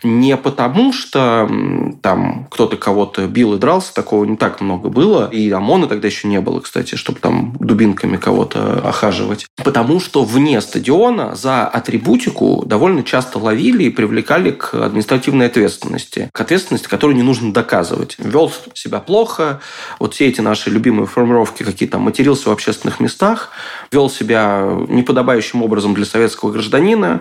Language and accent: Russian; Moscow, Russia; я вырос э, в Лефортово